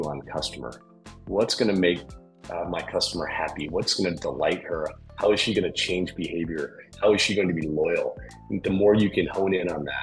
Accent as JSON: {"language": "English", "town": "Toledo", "region": "Ohio", "country": "United States", "tie": "born or raised there", "said": "I grew up in Toledo, Ohio"}